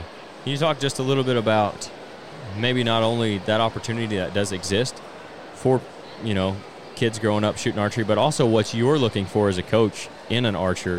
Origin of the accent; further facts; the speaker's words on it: Wayne City, Illinois, United States; We're from Wayne City.